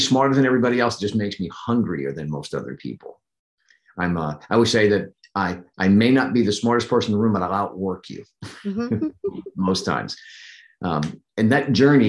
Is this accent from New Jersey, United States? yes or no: yes; New Jersey, United States; moved away as an adult; also born or lived in Pennsylvania; I grew up in New Jersey. The formidable years were spent in New Jersey up until I was 20